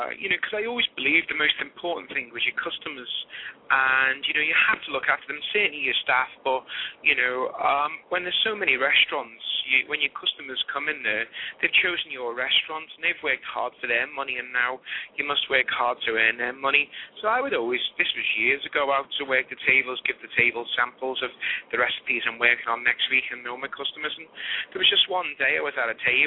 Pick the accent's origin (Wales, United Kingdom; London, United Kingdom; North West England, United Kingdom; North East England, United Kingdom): North West England, United Kingdom; Liverpool; moved away; growing up there, we never had no money